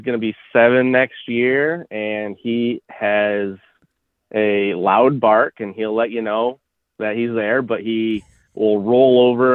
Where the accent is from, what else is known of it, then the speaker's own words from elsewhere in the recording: central New York, United States; I grew up in New York